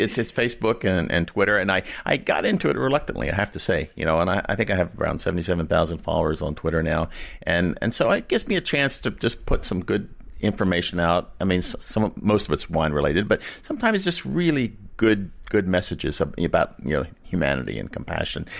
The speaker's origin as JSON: {"language": "English", "town": "Monkton", "region": "Maryland", "country": "United States", "tie": "born or raised there", "said": "I was born in Moncton, Maryland. I live in Moncton, Maryland"}